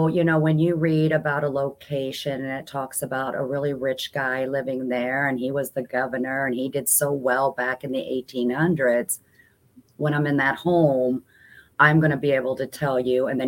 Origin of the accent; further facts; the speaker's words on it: Germany; moved away; growing up in Germany, you know, where you don't get a lot of this paranormal